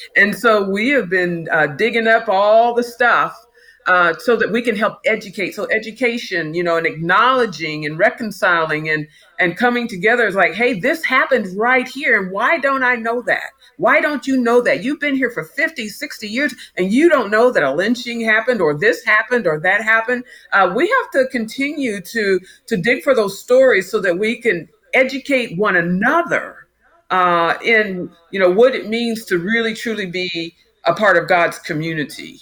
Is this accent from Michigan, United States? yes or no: no; Topeka, Kansas, United States; also born or lived in Brooklyn, New York; I grew up here in Kansas